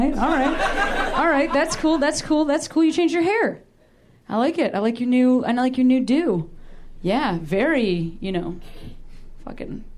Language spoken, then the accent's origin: English; Midwest, United States; moved away; I'm from the Midwest